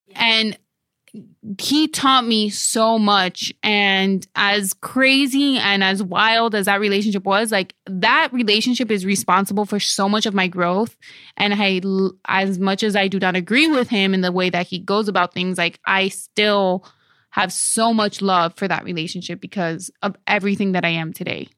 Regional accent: Dominican Republic; moved away; on my birth certificate in Dominican Republic

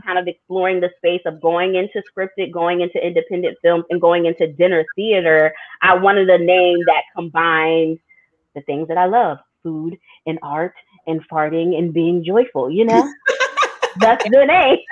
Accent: Delaware, United States; moved away as an adult; also born or lived in New York City / Philadelphia; my hometown of Delaware

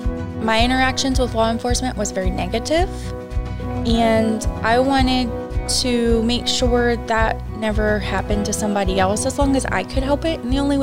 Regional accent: Friendswood, Texas, United States; But I'd say home base for us, I would say, is Friendswood.

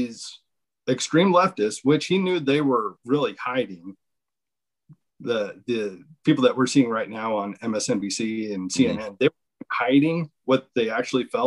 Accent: Montana, United States; my home state, Montana

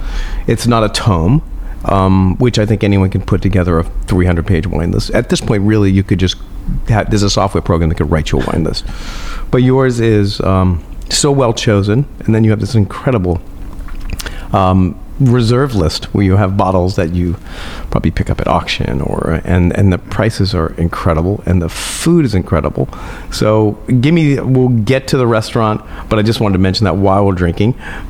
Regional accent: Ireland; And actually, we're both Irish.

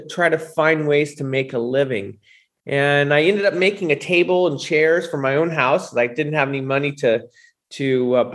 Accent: San Francisco, California, United States; also born or lived in Sacramento; I grew up in San Francisco, kind of the gold rush out here.

